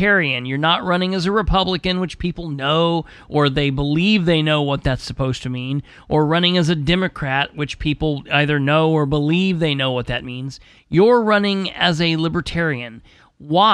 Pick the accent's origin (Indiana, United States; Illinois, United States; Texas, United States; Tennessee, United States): Indiana, United States; we as Hoosiers